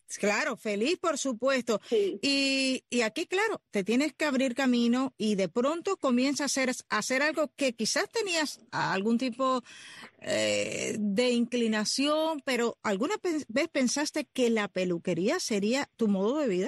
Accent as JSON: {"language": "Spanish", "country": "Cuba", "tie": "born or raised there", "said": "Como muchos de los que nacimos en lo que llamamos en Cuba el campo"}